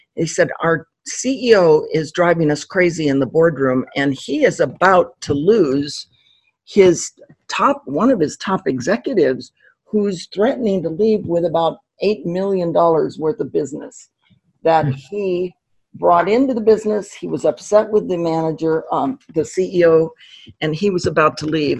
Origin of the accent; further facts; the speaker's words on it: Pasadena, California, United States; I grew up in Pasadena, California, and have been a native Californian